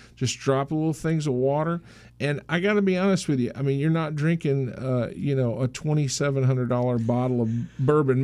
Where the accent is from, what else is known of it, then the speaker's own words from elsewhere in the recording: the South, United States; now in Maryland, United States; I grew up in the South, don't get me wrong, so I can talk like this